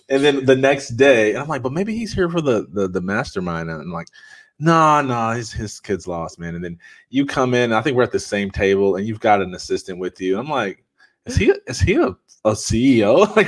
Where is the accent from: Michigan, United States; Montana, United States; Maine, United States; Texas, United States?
Michigan, United States; Jackson; I'm from Jackson, Michigan. Nobody knows where that's at. It's an hour and a half from Detroit.